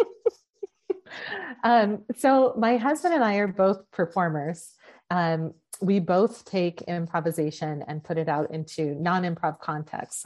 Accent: Oregon, United States; moved away; also born or lived in Texas; my home state of Oregon and I was still living in Texas

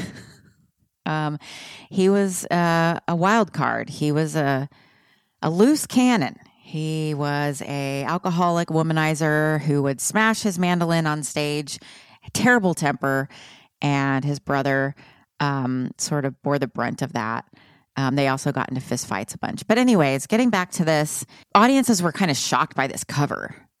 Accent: Texas, United States; I grew up in Texas.

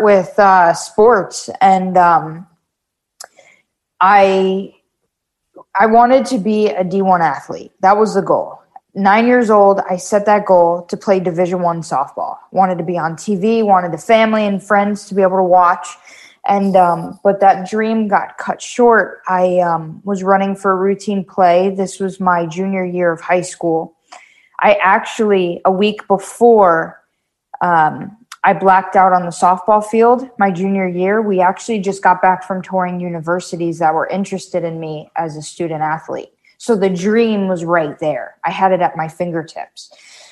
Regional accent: Wellington, Florida, United States; also born or lived in Davie, Florida; We moved here when I was like four in Wellington

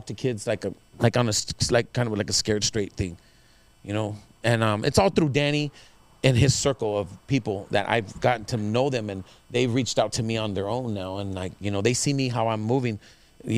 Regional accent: Los Angeles, California, United States; born and raised in Echo Park

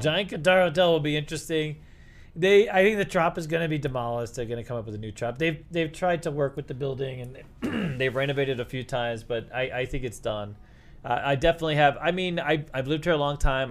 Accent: Northeast, United States; now in Las Vegas, United States; I grew up in the Northeast.

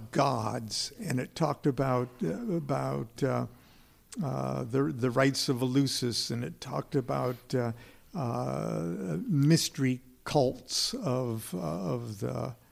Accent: Nebraska, United States; now in Long Beach, United States; when I was a kid growing up in Nebraska

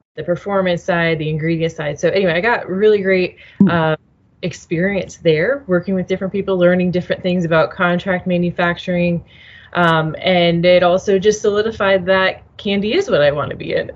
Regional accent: Nebraska, United States; moved away as an adult; also born or lived in Chicago; I'm originally from Nebraska. I was living in Chicago

